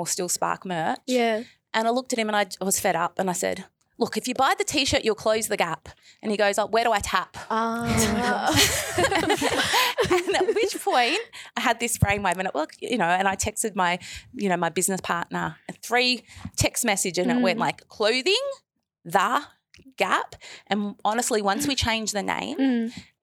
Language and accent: English; Melbourne, Victoria, Australia; I'm a Gundajamara woman and my family were very involved in the establishment of Aboriginal health services here in, you know, actually just around the corner from the school in Fitzroy